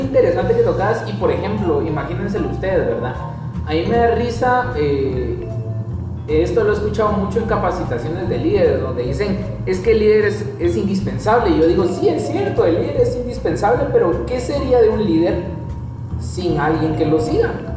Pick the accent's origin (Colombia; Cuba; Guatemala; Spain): Guatemala; como guatemaltecos